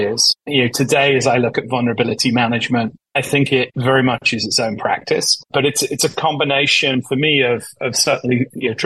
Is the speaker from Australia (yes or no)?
no; United Kingdom; moved away as an adult; also born or lived in Boston; now in United States; as you can probably tell from my accent, I'm originally from the UK.